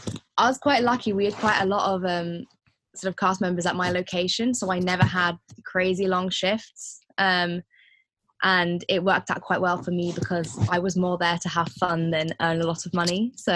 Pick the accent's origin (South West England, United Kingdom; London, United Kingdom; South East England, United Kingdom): South East England, United Kingdom; Windsor; I grew up in Windsor. I don't know if you know it. It's where Windsor Castle is and things.